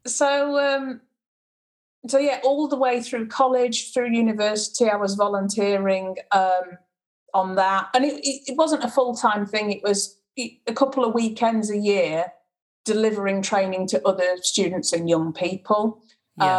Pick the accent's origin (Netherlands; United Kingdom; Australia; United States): United Kingdom; Sheffield, Yorkshire and the Humber; also born or lived in Macclesfield, England; I was born in Macclesfield in in the UK and moved to Sheffield when I was about four. So my whole life, I've pretty much been in Sheffield.